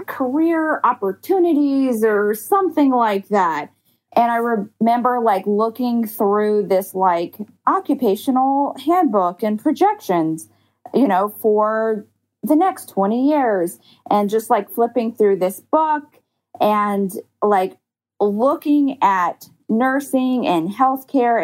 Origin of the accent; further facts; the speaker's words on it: Georgia, United States; moved away; my home state where I, you know, originally am graduated from like a Georgia nursing school